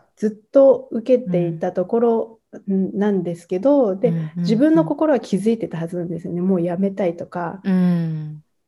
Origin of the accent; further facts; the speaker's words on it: near a town in Tochigi, Japan; この町にすごく興味を持ったのは、まあ、自分の実家からすごく近い